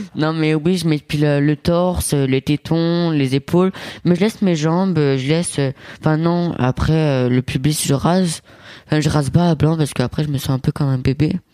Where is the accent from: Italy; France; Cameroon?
Italy; moi je suis italien et mon père c'est cliché italien